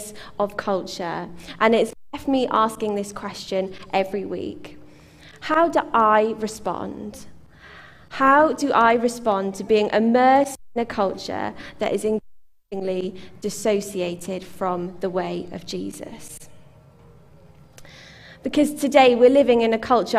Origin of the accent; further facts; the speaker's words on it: United Kingdom; as British people.